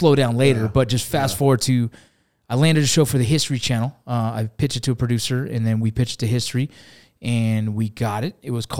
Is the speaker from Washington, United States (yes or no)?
no; Los Angeles, California, United States; now in Utah, United States; Yeah, originally from Los Angeles, California. Played some college baseball, joined the military, and then after the military, didn't want to raise my kids in LA. I grew up in the gang areas, right